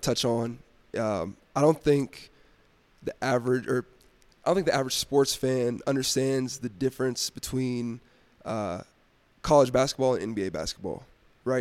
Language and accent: English; Dallas, Texas, United States; moved away as an adult; now in Denver, United States; I'm originally from Dallas, Texas